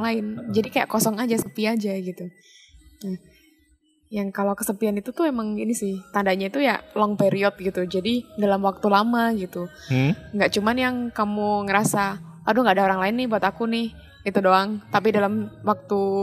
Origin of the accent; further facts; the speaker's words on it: Special Region of Yogyakarta, Indonesia; akunya kan nggak pernah keluar dari kota Jogja dan sekitarnya